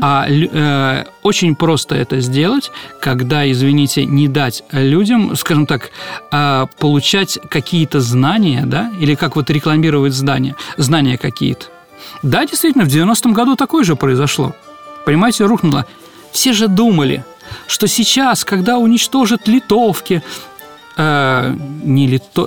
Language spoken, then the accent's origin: Russian; Saint Petersburg, Russia; я родом с Боровой, с Лиговки – то есть с этого бандитского района нашего э, города Ленинграда, Петербурга, Петрограда